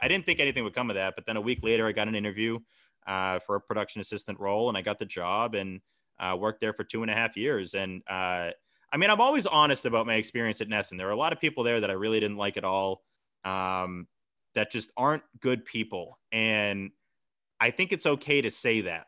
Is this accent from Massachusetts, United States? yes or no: yes; Hingham, Massachusetts, United States; my hometown, Hingham